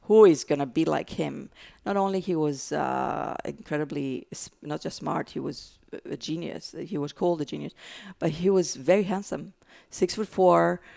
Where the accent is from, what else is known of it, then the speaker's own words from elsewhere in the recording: Greece; English is a second language; now in United States; I have an accent, so I'm from Greece, and then I had a green card for many, many years